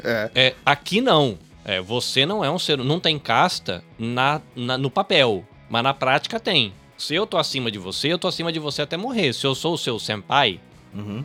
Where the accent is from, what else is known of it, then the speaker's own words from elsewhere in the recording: Brazil; now in Japan; eu, como brasileiro